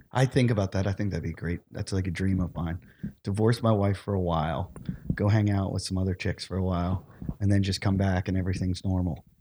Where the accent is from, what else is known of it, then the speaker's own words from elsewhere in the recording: Pittsburgh, Pennsylvania, United States; moved away; I grew up in Pittsburgh